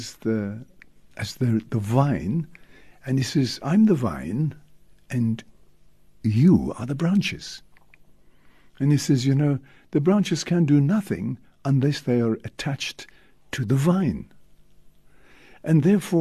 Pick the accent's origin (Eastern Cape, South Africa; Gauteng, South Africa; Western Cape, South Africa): Western Cape, South Africa; Cape Town; also born or lived in Stellenbosch; I come from the Western Cape, down in Cape Town